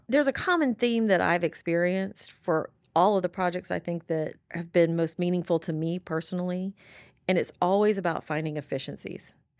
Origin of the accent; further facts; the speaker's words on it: Pensacola, Florida, United States; born and raised in Florida, raised in Pensacola.